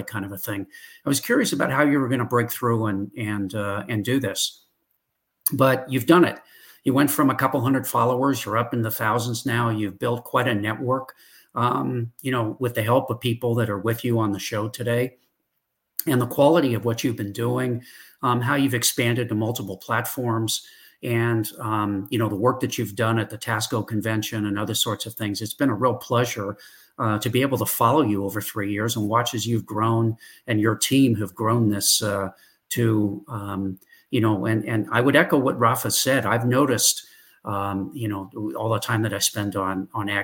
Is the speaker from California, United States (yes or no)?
yes; Northern California, United States; now in Texas, United States; I grew up in Northern California